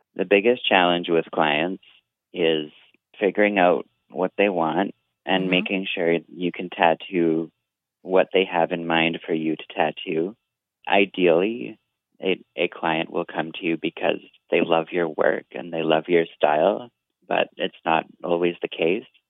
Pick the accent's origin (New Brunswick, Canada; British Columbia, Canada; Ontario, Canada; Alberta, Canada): British Columbia, Canada; Vancouver; I'm an artist from Vancouver, BC